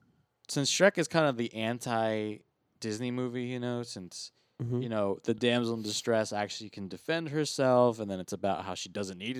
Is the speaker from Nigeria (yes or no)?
no; United Kingdom; Well, I'm from Britain, and that's why I actually haven't.